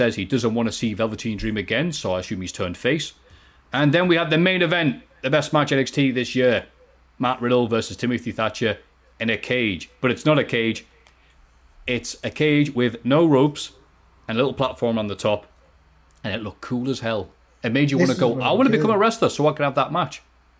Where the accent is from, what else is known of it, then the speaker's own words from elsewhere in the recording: Turkey; I'm from Turkey, too. And there's really no one to talk wrestling around here.